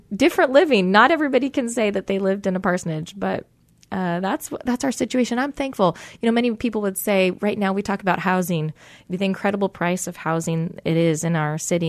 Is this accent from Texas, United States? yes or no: no; Tacoma, Washington, United States; I am born and raised in Tacoma, Washington